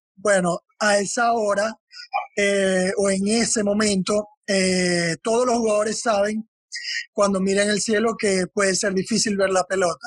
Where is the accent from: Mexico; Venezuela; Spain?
Venezuela; Maracaibo, Zulia; Yo estaba en el apartamento de mi hermano en Maracaibo, de donde yo soy